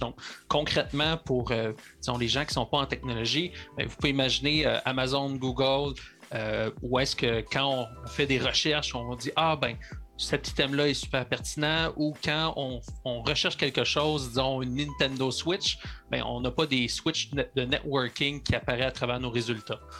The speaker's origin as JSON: {"language": "French", "town": "Sherbrooke", "region": "Quebec", "country": "Canada", "tie": "born or raised there", "said": "Je suis natif de Sherbrooke"}